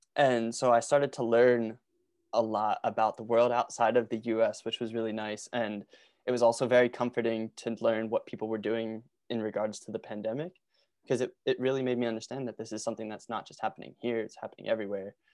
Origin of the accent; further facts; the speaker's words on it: Norristown, Pennsylvania, United States; I grew up in Norristown, Pennsylvania, which is, like, forty minutes outside of Philly